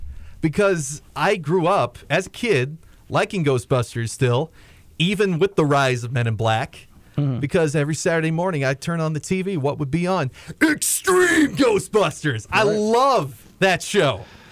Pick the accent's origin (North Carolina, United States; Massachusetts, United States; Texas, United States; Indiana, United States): Texas, United States; Yo, I'm from Texas.